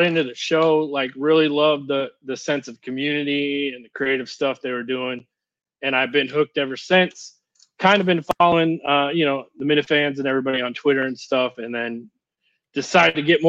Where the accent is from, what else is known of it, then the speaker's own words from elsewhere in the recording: United States; Kentuckiana. It's like southern Indiana, Kentucky area